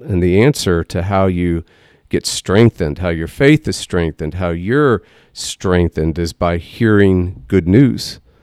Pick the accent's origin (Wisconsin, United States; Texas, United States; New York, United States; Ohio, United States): Texas, United States; we're from Texas